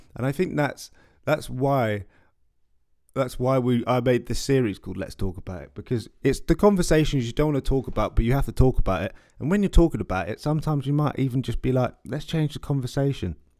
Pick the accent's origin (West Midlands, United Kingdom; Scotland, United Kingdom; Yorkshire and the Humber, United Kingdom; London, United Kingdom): London, United Kingdom; I'm a guy from West London